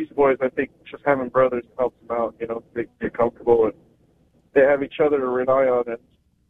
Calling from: San Antonio, Texas, United States; San Antonio, Texas.

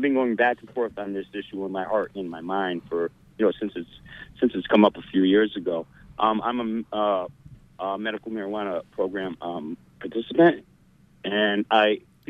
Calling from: Ellsworth, Maine, United States; I'm calling from Ellsworth.

